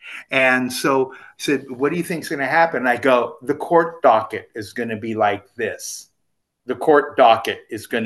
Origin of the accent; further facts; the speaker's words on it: Southern California, United States; growing up in Southern California